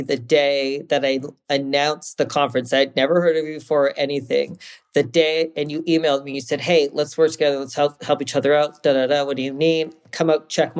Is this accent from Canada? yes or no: yes; East Coast, Canada; now in Calgary, Canada; I'm originally from the East Coast